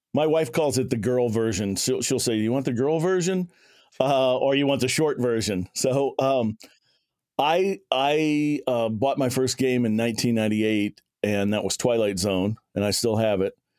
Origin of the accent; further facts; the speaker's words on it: near Shreveport, Louisiana, United States; I'd go over to Shreveport, which is about a forty-five minute drive from my hometown